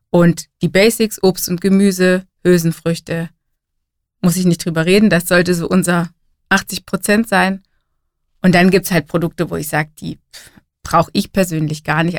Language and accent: German; Germany; bei uns in Deutschland